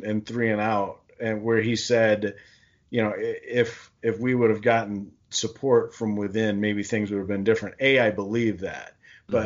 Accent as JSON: {"language": "English", "town": "Ann Arbor", "region": "Michigan", "country": "United States", "tie": "born or raised there", "said": "as a Ann Arbor Public School graduate and resident and father of two Ann Arbor Pioneer students, fourth generation at least"}